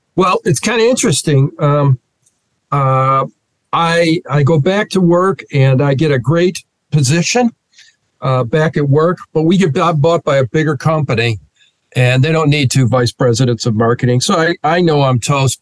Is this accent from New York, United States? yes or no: yes; Rochester, New York, United States; moved away as an adult; also born or lived in Philadelphia, Pennsylvania / Fishkill, New York / West Hartford, Connecticut; born and raised in Rochester, New York